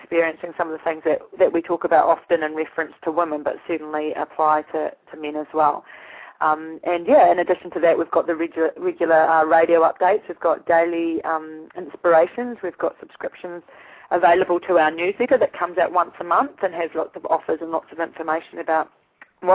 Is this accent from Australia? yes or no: no; New Zealand; moved away; I'm from New Zealand originally, and I was brought up with frozen toes and frozen fingers